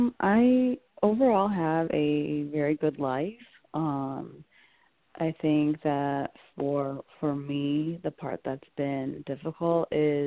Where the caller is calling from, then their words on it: Connecticut, United States; I'm calling from Connecticut.